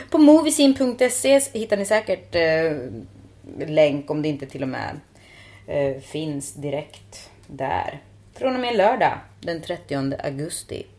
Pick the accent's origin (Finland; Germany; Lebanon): Finland; Swedish is a second language; now in Stockholm, Sweden; jag är finne och inte uppvuxen med prepositioner